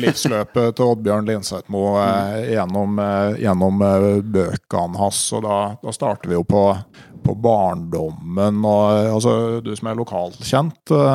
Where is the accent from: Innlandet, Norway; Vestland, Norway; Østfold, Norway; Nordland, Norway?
Innlandet, Norway; Gausdal; Hjemme i Gausdal